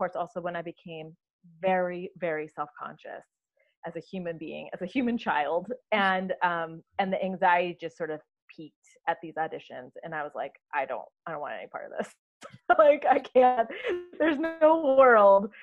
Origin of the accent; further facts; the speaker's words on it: North Dakota, United States; moved away; I grew up in North Dakota, which is, you know, not exactly a bastion of production